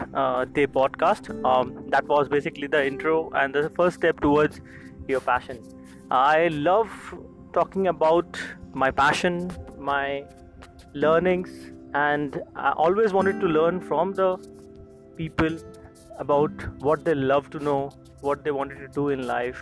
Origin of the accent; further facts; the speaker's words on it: India; I'm from India.